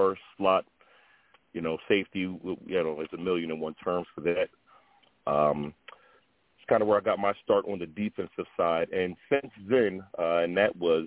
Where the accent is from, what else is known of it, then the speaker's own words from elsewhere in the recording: Willingboro, New Jersey, United States; also born or lived in Camden, New Jersey; I'm from Willingboro, New Jersey, by way of Camden, New Jersey as well. I got my start in football starting at Willingboro High School